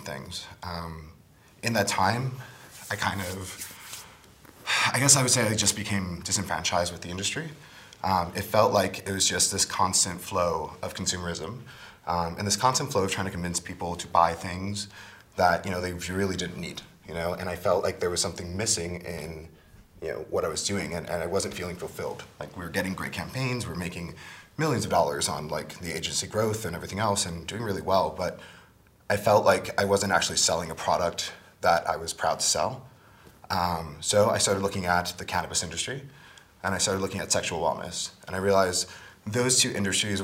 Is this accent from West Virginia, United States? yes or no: no; New York City, New York, United States; I grew up in the Bronx, welfare family